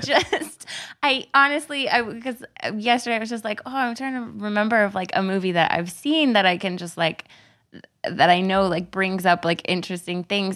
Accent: Texas, United States; I'm from Texas

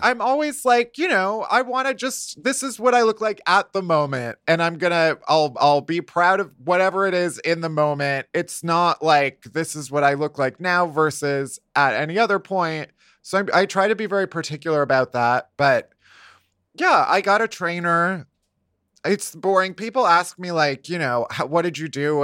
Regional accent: Chicago, Illinois, United States; now in New York, United States; I'm from Chicago

